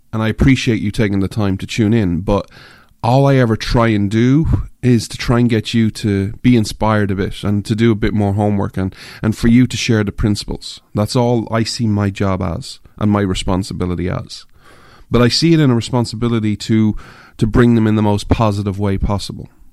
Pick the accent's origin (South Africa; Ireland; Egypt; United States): Ireland; moved away; I'm an Irishman, I grew up in Ireland